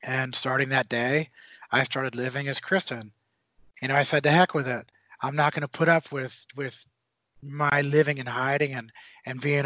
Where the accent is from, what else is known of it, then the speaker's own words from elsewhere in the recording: United States; as an American, as a citizen, I'm going to join the military.